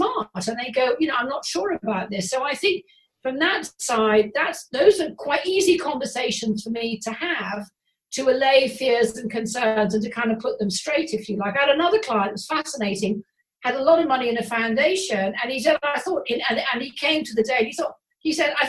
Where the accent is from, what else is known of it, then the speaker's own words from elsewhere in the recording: England, United Kingdom; we're English